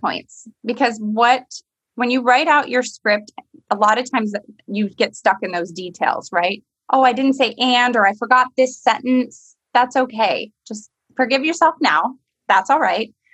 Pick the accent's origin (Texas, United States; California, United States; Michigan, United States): Michigan, United States; moved away; I grew up in Michigan